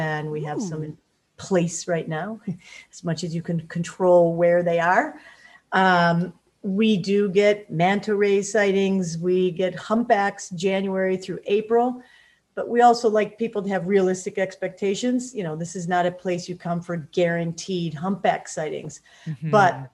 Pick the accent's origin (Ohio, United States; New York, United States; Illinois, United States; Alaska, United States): Illinois, United States; Chicago; now in Saba; I'm from the Chicagoland area.